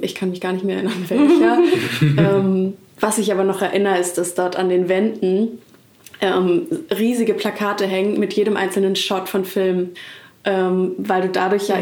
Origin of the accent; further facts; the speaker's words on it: Hamburg, Germany; now in Berlin, Germany; in Hamburg, ähm, da wo ich aufgewachsen bin.